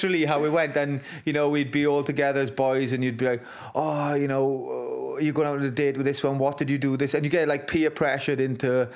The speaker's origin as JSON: {"language": "English", "region": "Wales", "country": "United Kingdom", "said": "my pride in being Welsh"}